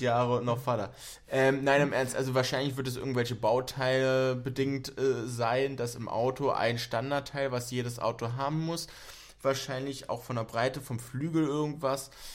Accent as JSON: {"language": "German", "region": "Berlin", "country": "Germany", "tie": "born or raised there", "said": "ich bin auch in Berlin aufgewachsen"}